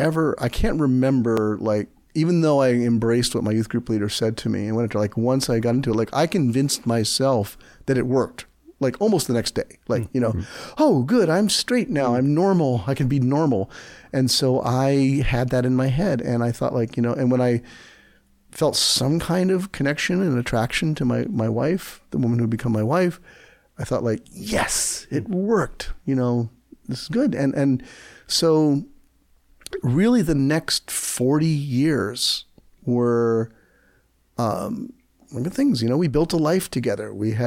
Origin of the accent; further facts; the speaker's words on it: New Jersey, United States; We moved to New Jersey, which I call my hometown because that's where I, you know, spent my adolescence, and it was the only place I ever lived for years at a time in my childhood.